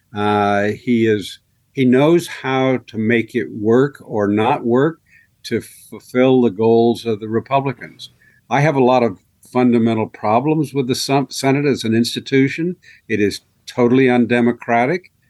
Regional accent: Marion, Ohio, United States; I grew up in Harding's hometown

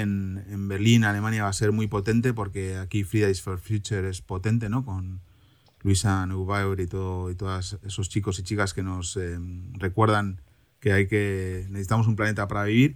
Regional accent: Cantabria, Spain; now in Germany; en mi tierra de origen, Cantabria

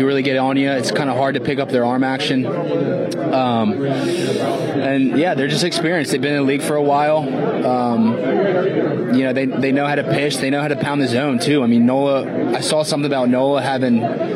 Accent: Philadelphia, Pennsylvania, United States; moved away; my hometown team

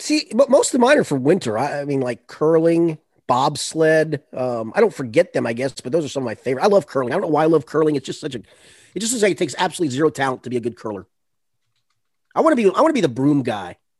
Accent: Boone County, Kentucky, United States; I'm from Boone County

